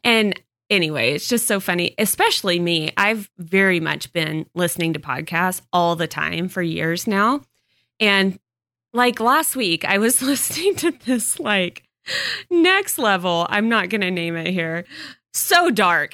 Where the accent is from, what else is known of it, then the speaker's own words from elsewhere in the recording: Texas, United States; moved away; I grew up on it in Texas